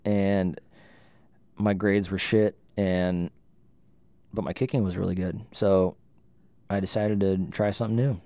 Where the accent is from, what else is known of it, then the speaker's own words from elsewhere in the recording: Livermore, California, United States; moved away as an adult; also born or lived in Jamestown, North Dakota / Fargo, North Dakota; born and raised in California until I was nineteen. and moved to North Dakota for college, Jamestown